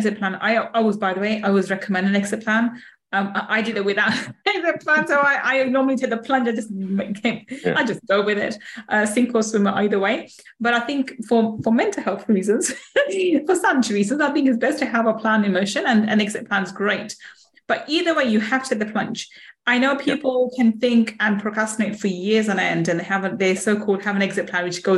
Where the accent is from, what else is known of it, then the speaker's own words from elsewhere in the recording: London, United Kingdom; also born or lived in Manchester; I was born in Manchester. I grew up in London most of my life